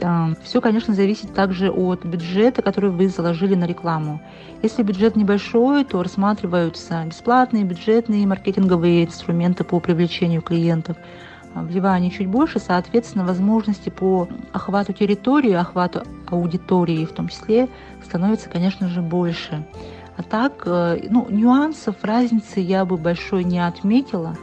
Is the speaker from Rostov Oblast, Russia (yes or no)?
no; Yakutia, Sakha Republic, Russia; moved away as an adult; now in Moscow, Russia; Якутия – это мое детство, лето у бабушки